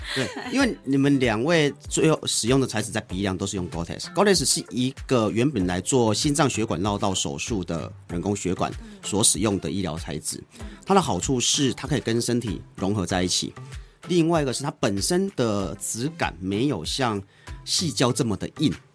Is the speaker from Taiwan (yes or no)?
yes; Taiwan; 我们台湾人、东方人产生，因为东方人的软组织通常是相对厚的